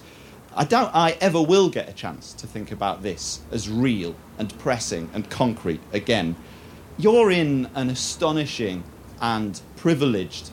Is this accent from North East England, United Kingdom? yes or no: yes; Teesside, North East England, United Kingdom; As a northeast Englander, more specifically as a Teesider, I've always proudly identified as British rather than English